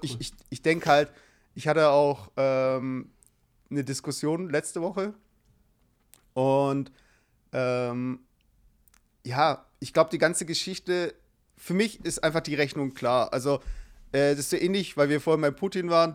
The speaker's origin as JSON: {"language": "German", "country": "Germany", "tie": "born or raised there", "said": "ich wurde in Deutschland geboren"}